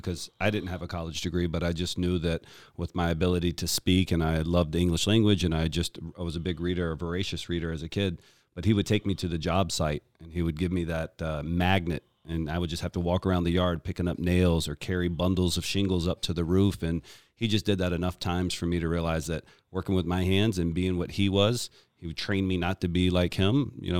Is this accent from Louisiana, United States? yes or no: no; Richmond, Virginia, United States; So I was born in Richmond, Virginia.